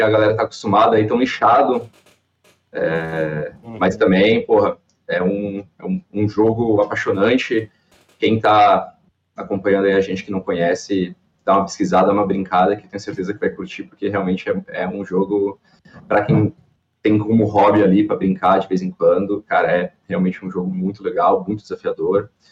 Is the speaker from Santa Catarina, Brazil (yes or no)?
yes; Balneário Camboriú, Santa Catarina, Brazil; also born or lived in Cascavel, Paraná; sou natural de Cascavel, no Paraná, mas moro em Balneário eu, desde os três anos, então, minha vida toda aqui em Balneário